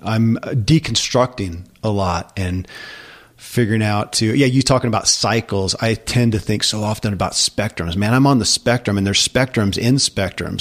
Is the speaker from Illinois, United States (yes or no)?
no; Kentucky, United States; I grew up in Kentucky